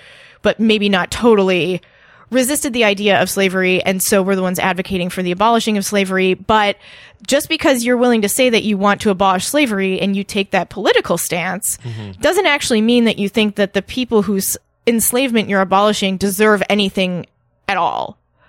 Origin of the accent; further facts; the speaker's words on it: Minnesota, United States; I grew up here in Minnesota in the great oppressive white North.